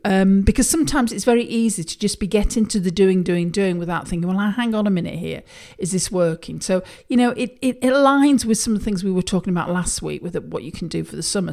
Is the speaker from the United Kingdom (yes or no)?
yes; United Kingdom; I'm a Brit